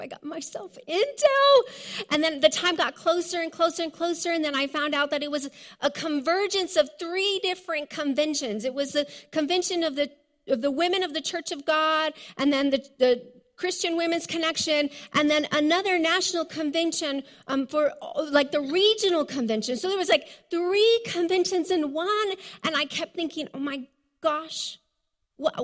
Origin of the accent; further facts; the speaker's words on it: Hatch, New Mexico, United States; You see, I came from Hatch, but really I came from a ranch outside of Hatch. It was like 20 miles of a dirt road out into the middle of nowhere. And we were very, very poor.